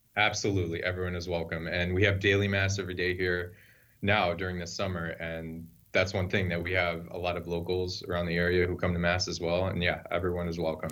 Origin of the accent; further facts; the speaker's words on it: Mundelein, Illinois, United States; I grew up in Mundelein, Illinois